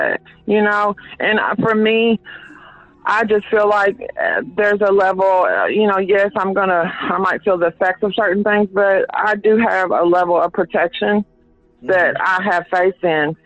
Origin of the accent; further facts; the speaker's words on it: Louisville, Kentucky, United States; I was born and raised right here in the West End on Hazel and Broadway